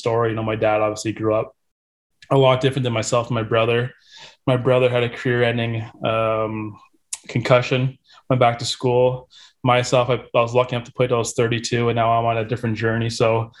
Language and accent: English; St. Catharines, Ontario, Canada; growing up in St. Catharines